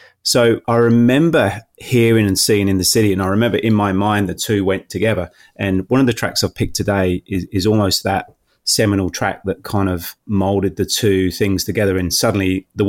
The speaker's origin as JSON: {"language": "English", "town": "Northampton", "region": "East Midlands", "country": "United Kingdom", "tie": "born or raised there", "said": "we were raised in Northampton, so it was like an hour's train ride down to London."}